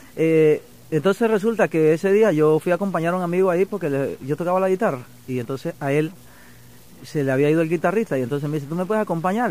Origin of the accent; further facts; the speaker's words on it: Caimito, Chiriquí, Panama; moved away as an adult; also born or lived in Panama City, Panama; now in Miami, United States; me crié en un, campito de mi pueblo que se llama Caimito